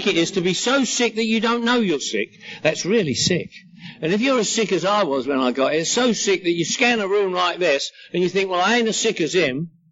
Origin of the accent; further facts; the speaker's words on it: London, United Kingdom; now in Los Angeles, United States; I'm from London, England, living in Los Angeles